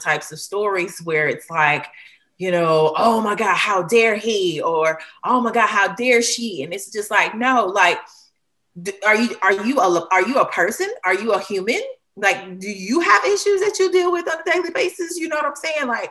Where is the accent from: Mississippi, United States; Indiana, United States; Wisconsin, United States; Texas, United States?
Mississippi, United States; Hattiesburg; I am a Mississippian to my heart. I'm from Hattiesburg, Mississippi.